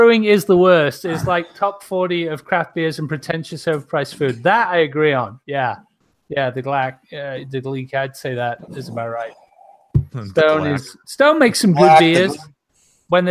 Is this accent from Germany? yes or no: no; England, United Kingdom; I'm English